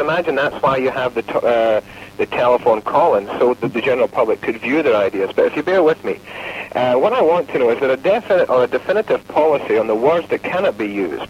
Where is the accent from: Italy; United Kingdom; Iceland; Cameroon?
United Kingdom; now in Fort Lauderdale, United States; I'm from the United Kingdom